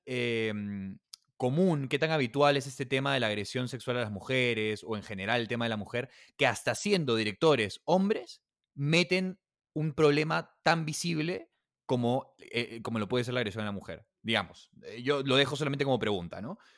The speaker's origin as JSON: {"language": "Spanish", "region": "Lima", "country": "Peru", "said": "Lima, que es donde yo vengo"}